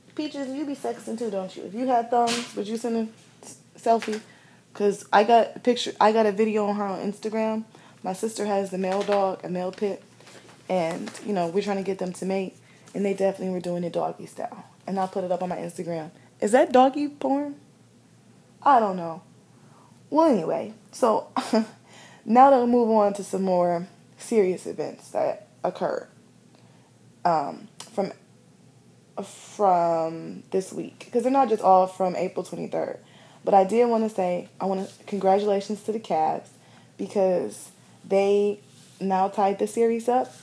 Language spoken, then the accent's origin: English; Midwest, United States; growing up in the Midwest